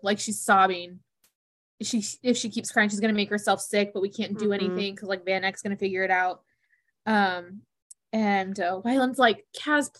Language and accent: English; the South, United States; we're from the South